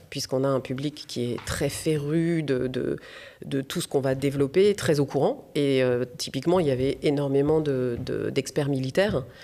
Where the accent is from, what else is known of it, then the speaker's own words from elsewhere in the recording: France; also born or lived in United States; en tant que femme et en tant que française aux États-Unis.